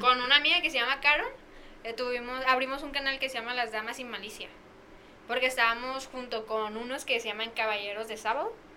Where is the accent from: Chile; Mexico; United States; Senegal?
Mexico; Tepic, Nayarit; pues de Tepi